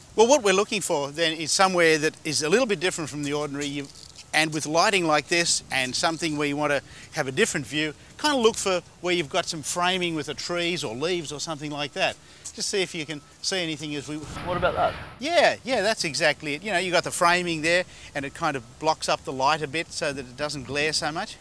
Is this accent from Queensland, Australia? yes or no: no; Sydney, New South Wales, Australia; now in Los Angeles, United States; from Los Angeles, but we're here in my hometown of Sydney